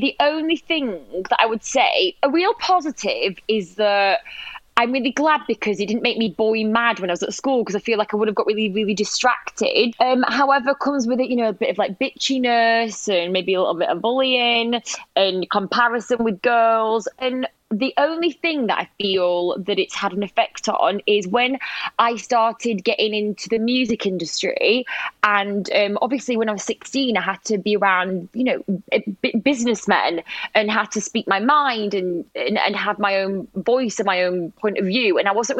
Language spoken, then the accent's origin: English; North West England, United Kingdom; now in London, United Kingdom; Yeah, I loved growing up north, it was just really good fun.